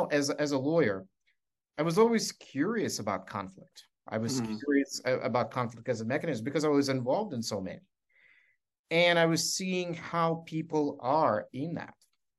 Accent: Scranton, Pennsylvania, United States; And so I thought, growing up in Scranton, I was 14, that if I become a lawyer, I could be the voice for people like my parents.

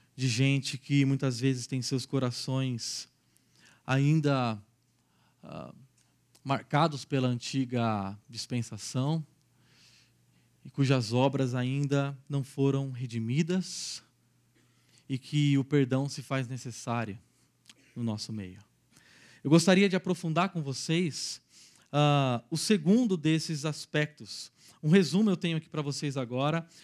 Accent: Araraquara, São Paulo, Brazil; sou natural de Araraquara, uma cidadezinha dez vezes menor do que Campinas

